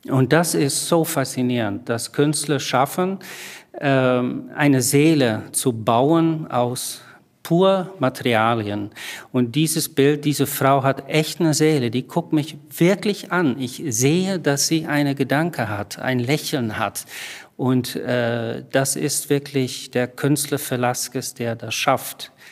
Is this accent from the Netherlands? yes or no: yes; Netherlands; now in Berlin, Germany; Ich komme aus Holland, wohne aber lange schon in Berlin